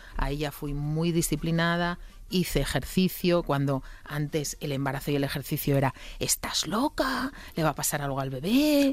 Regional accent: Asturias, Spain; yo como buena asturiana

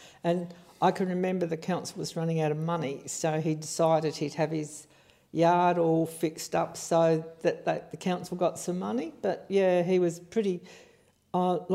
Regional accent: Spalding, South Australia, Australia; I live at Bulleley East and I grew up at Highlands at Spalding

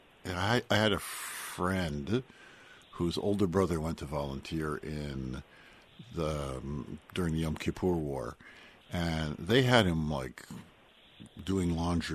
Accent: New Jersey, United States; moved away; I'm from New Jersey.

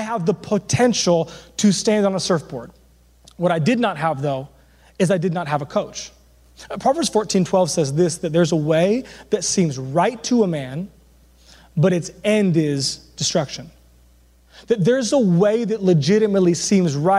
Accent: Southern California, United States; I'm from Southern California

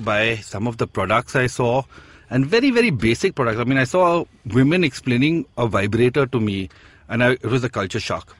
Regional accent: India; look, I'm from India and I really want to start this

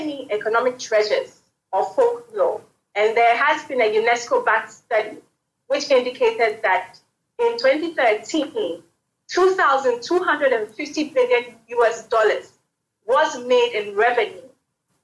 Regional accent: Ghana; I am a Ghanaian

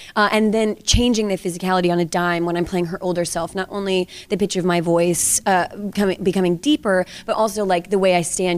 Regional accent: Georgia, United States; moved away; I grew up, as I said, in the South. I'm from Georgia originally

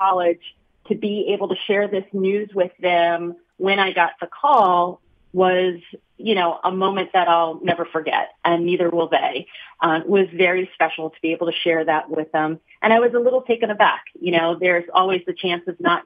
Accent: Rockville, Maryland, United States; moved away as an adult; now in Philadelphia, United States; I'm originally from Rockville, Maryland

